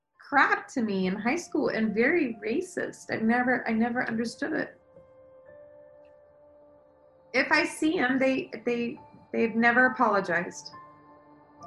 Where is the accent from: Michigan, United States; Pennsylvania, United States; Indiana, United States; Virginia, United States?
Indiana, United States; Anderson; I was born in Anderson, Indiana